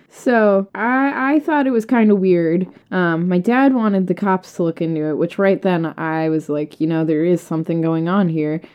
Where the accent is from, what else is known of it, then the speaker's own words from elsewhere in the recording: Massachusetts, United States; moved away as an adult; now in Missouri, United States; I'm originally from Massachusetts